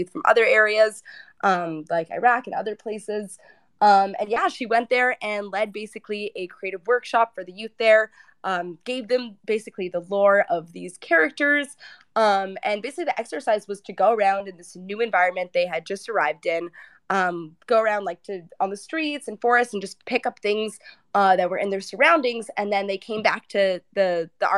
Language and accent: English; Toronto, Ontario, Canada; I'm from Toronto